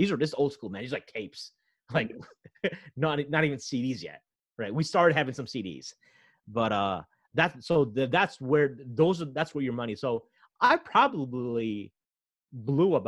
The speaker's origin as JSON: {"language": "English", "country": "United States", "also_born_or_lived": "Toronto, Canada", "moved": "yes", "said": "I was an American."}